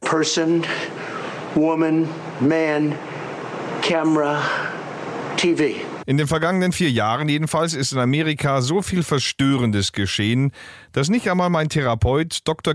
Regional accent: Germany; bei uns in Deutschland

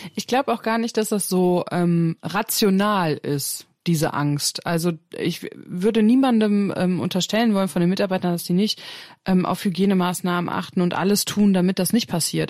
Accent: Germany; bei uns in Deutschland

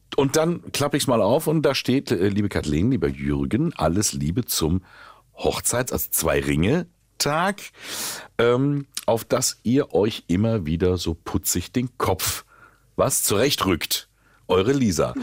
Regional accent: Willingen, Hesse, Germany; ich komme aus Willingen

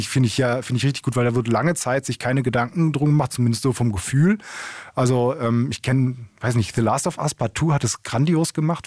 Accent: Essen, North Rhine-Westphalia, Germany; in meiner Heimatstadt in Essen

